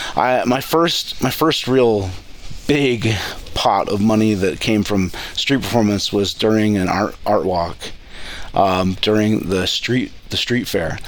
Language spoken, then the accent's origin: English; Cleveland, Ohio, United States; now in Coeur d'Alene, United States; I grew up on a farm right outside of Cleveland